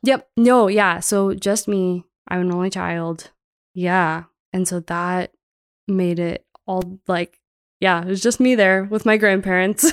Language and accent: English; Metairie, Louisiana, United States; moved away as an adult; now in Bozeman, United States; I was raised in Metairie, which is like a town right outside of New Orleans